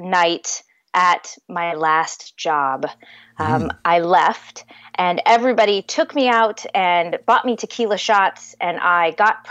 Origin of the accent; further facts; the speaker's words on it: Southern California, United States; moved away as an adult; also born or lived in Columbus, Ohio; I'm from Southern California. My parents are native to San Diego